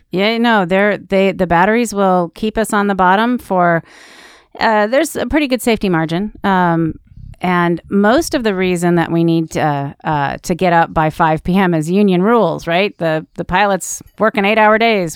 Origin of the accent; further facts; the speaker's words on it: Iowa, United States; I grew up in Iowa.